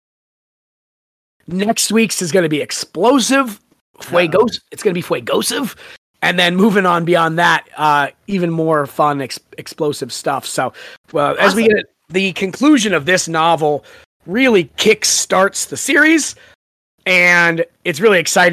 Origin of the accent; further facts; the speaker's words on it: San Diego, California, United States; Neither of us went to San Diego State, but we grew up in San Diego